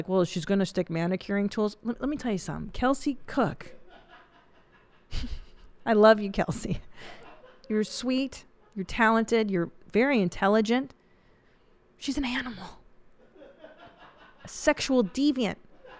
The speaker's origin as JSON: {"language": "English", "country": "Canada", "said": "I'm from Canada."}